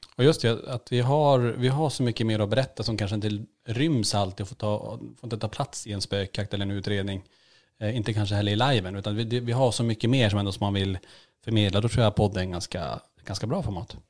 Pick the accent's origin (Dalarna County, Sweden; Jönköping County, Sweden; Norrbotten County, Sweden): Norrbotten County, Sweden; Kiruna; moved away; Vi, vi föddes ju i Kiruna med sex års mellanrum